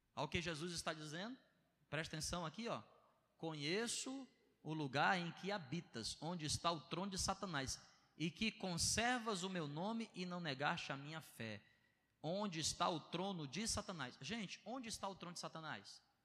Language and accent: Portuguese; Ceará, Brazil; sou do Bom Jardim.